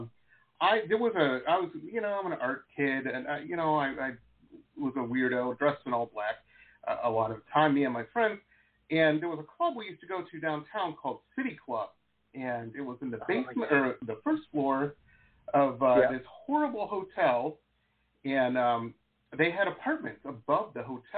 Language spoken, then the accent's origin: English; Chesterfield Township, Michigan, United States; moved away as an adult; also born or lived in Detroit, Michigan / Southern California; I grew up technically up in Macomb County, Chesterfield Township